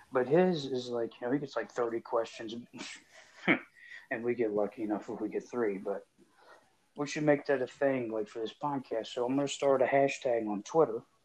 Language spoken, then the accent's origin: English; Edgewood, Kentucky, United States; I'm from Edgewood, Kentucky